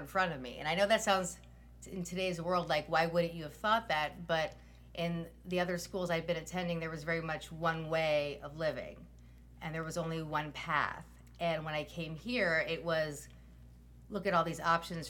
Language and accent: English; Silver Spring, Maryland, United States; I grew up in Kent Mill in Silver Spring, Maryland, born and raised